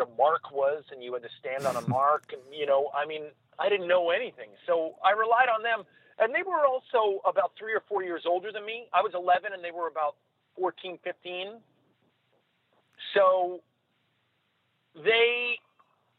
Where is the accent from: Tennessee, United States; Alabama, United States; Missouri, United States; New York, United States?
New York, United States; I grew up in New York